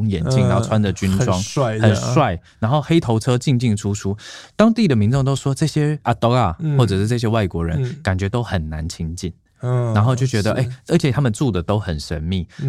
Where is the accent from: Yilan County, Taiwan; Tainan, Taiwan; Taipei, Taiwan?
Tainan, Taiwan; moved away; 我的家乡台南